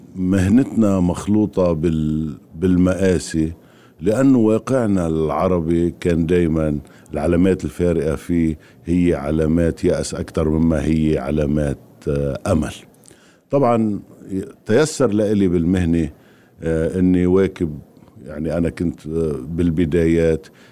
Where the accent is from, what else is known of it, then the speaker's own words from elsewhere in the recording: Lebanon; أنا من لبنان